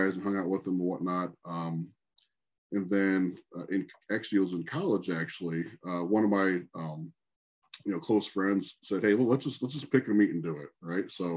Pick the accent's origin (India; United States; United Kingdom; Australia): United States; Port Clinton, Ohio; also born or lived in Toledo, Ohio; I was still at home, which is Port Clinton, which is 25 minutes from Sandusky